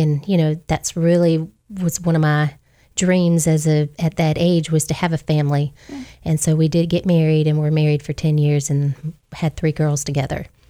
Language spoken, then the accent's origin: English; Hampton, Virginia, United States; moved away as an adult; also born or lived in Geneva, Alabama; now in Wiregrass, Alabama, United States; I'm originally from Hampton, Virginia, but I've been down here in the Wiregrass area now for 29 years